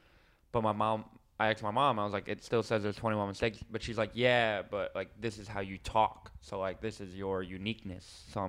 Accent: New York City, New York, United States; growing up in Staten Island. You know what I mean? Growing up in New York

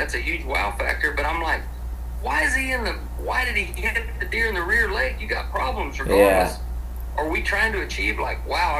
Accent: Douglasville, Georgia, United States; We grew up in Douglasville

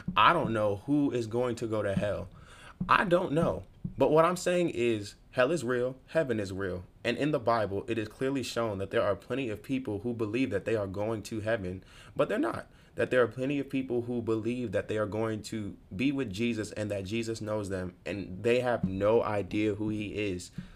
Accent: New York, United States; moved away as an adult; now in Virginia, United States; I'm from New York, but I'm not really from the city.

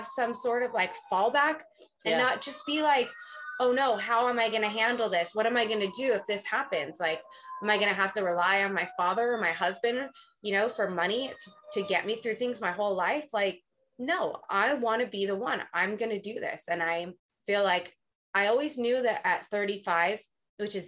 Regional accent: Southern California, United States; I'm from Southern California. I've lived here my whole life.

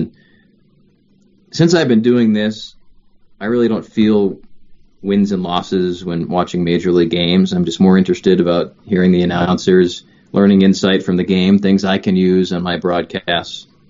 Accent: Canton, Massachusetts, United States; I grew up in Canton, Massachusetts.

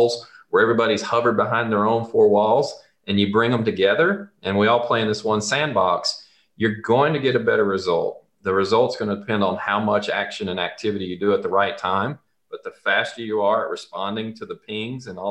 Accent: the South, United States; accent: Southern; If you can't tell from my accent, this all started in the South.

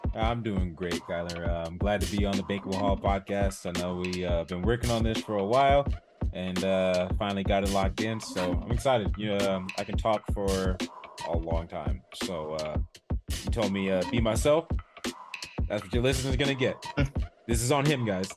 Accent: San Diego, California, United States; I grew up in San Diego, born and raised

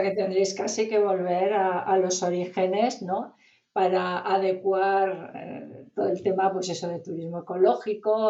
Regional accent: northern Spain, Spain; yo soy norteña

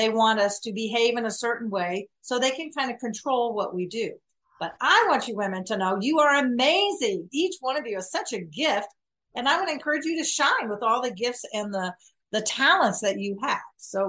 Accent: the South, United States; I was raised in the South. My dad was in the Air Force, and we went to the Southern Baptist Church.

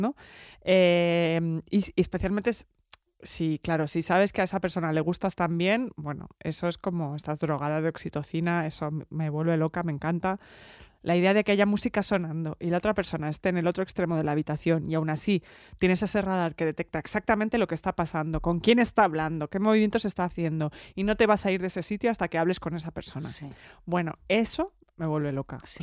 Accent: Barcelona, Catalonia, Spain; soy de Barcelona

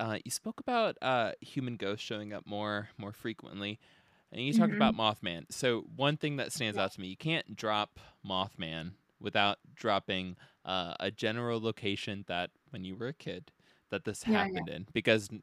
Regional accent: Ohio, United States; now in North Carolina, United States; I'm from Ohio.

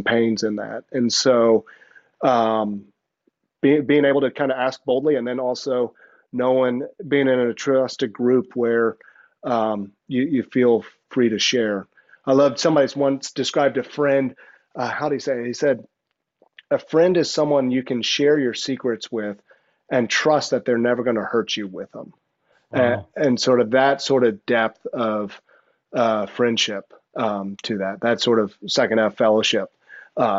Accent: the South, United States; moved away as an adult; also born or lived in New Jersey; I'm a boy from the South.

